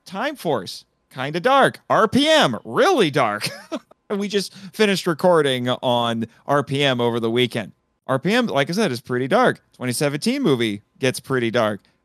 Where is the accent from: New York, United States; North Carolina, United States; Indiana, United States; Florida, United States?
Indiana, United States; Fort Wayne; my hometown